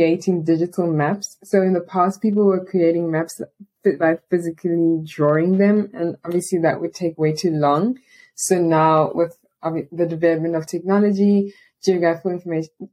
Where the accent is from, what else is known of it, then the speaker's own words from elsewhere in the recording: Port Elizabeth, Eastern Cape, South Africa; I'm a student and English teacher from Port Elizabeth, which is a small city on the coast of South Africa.